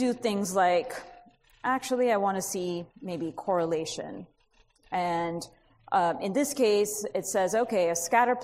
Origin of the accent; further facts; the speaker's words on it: California, United States; I'm from California